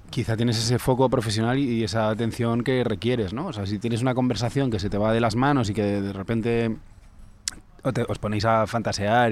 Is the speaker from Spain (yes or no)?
yes; Calatayud, Aragon, Spain; now in Madrid, Spain; era en mi pueblo, cuando era pequeño en Calatayud